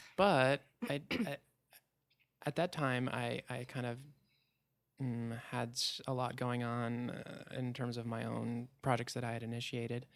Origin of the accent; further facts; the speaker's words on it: Port Townsend, Washington, United States; moved away; I moved back to my hometown, Port Towns in Washington